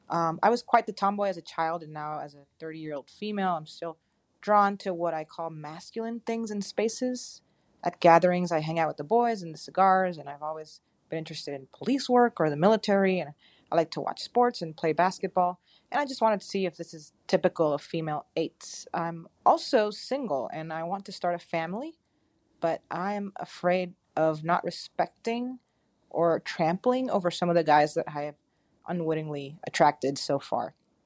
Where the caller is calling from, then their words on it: Puerto Rico; I am Anonymous from Puerto Rico.